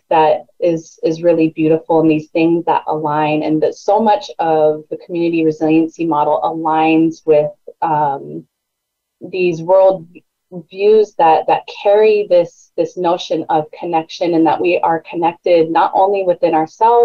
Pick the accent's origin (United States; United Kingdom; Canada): United States; South San Francisco, California; born or raised there; moved away as an adult; now in Oahu, United States